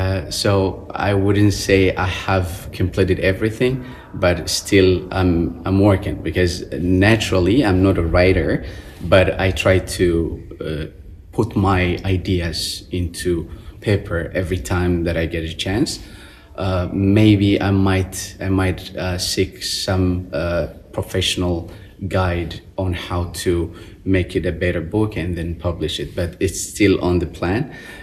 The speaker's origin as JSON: {"language": "English", "town": "Wuhan", "region": "Hubei", "country": "China", "tie": "born or raised there", "second_language": "English", "moved": "as an adult", "lives_now": "Beijing, China", "said": "Then I moved to Beijing from my hometown, Wuhan."}